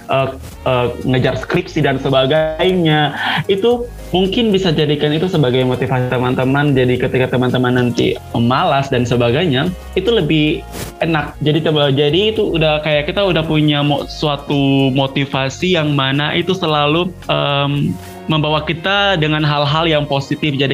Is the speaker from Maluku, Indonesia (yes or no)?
yes; Ambon, Maluku, Indonesia; now in Yogyakarta, Indonesia; Saya asalnya dari Ambon, Maluku. Dan sekarang saya eh, berkuliah di Yogyakarta